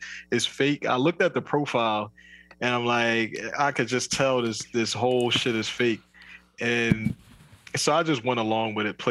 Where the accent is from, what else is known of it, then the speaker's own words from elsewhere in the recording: New Jersey, United States; where are you from? I'm like, New Jersey.